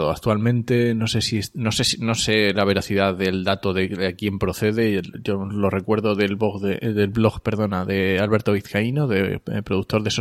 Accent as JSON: {"language": "Spanish", "region": "Asturias", "country": "Spain", "said": "Yo soy asturiano"}